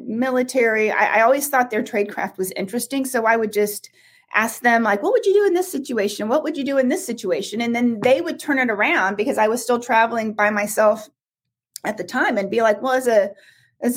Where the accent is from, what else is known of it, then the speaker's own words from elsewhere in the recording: Midwest, United States; I was from the Midwest, so I was wired to be nice